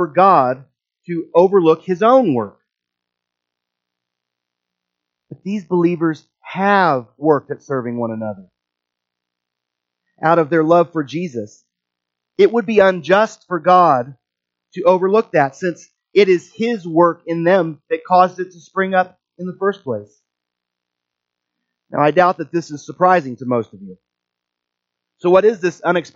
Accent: Midwest, United States; accent: Midwestern; my Midwestern accent

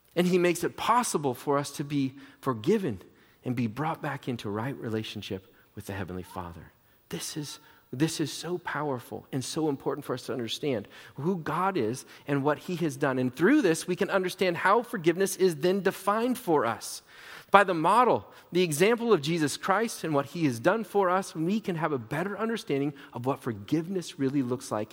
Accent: Portland, Oregon, United States; I grew up in Portland

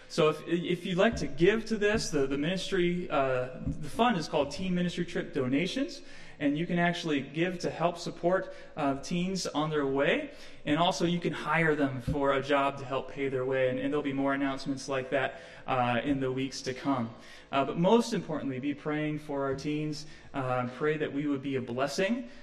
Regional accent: Midwest, United States; I'm from the Midwest, so this this reminds me of my growing up years as well.

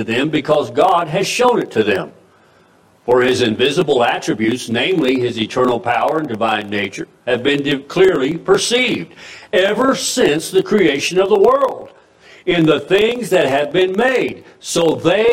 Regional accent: United States; the America I grew up

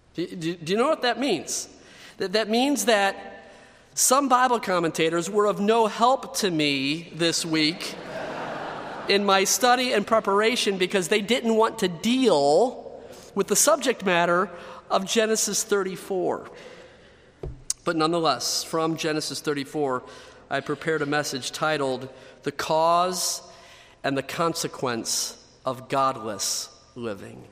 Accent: United States; I was born in the United States of America.

